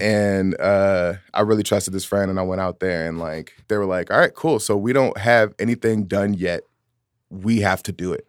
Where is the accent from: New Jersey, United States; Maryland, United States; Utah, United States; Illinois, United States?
Illinois, United States; Chicago; moved away; also born or lived in San Francisco Bay Area, California; something that I was raised on in Chicago